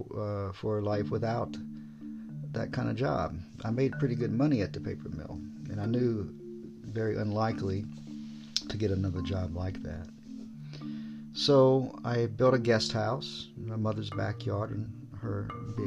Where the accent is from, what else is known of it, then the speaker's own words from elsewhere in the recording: Virginia, United States; moved away as an adult; now in Japan; I'm from Virginia.